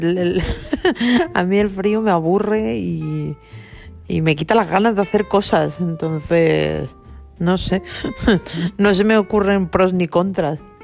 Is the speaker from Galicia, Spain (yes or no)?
yes; Galicia, Spain; now in Mallorca, Spain; yo me crié en Galicia